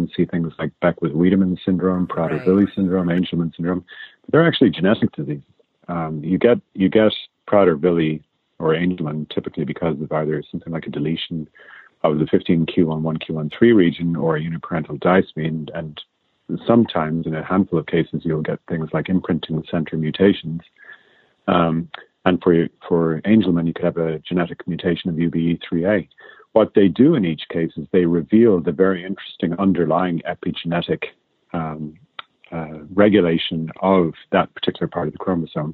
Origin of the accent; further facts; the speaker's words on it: Ireland; accent: Irish; moved away as an adult; now in United States; you'd probably guess that from my accent. I'm actually Irish